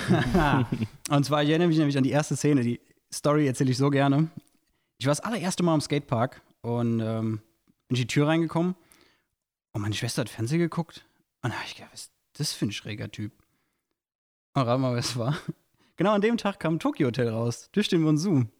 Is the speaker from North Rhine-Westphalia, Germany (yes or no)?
no; Goddelau, Hesse, Germany; ich bin in Gottelau groß geworden